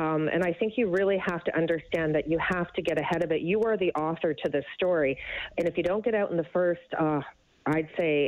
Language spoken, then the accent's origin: English; Canada; as a conservative, but more importantly as a Canadian